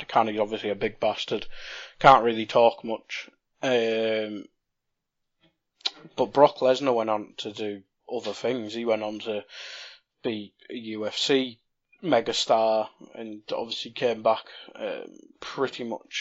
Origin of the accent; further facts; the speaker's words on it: North East England, United Kingdom; we're both British or from the North East. Coming from the North East, we have different comedic tastes